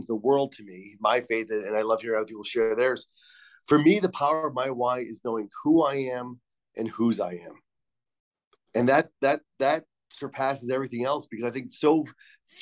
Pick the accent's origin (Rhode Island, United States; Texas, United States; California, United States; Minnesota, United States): Rhode Island, United States; moved away; growing up in Rhode Island in the 80s